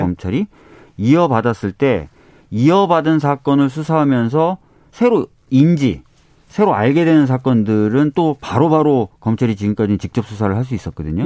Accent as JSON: {"language": "Korean", "region": "Seoul", "country": "South Korea", "tie": "born or raised there", "said": "저도 서울에서 나고 자랐지만"}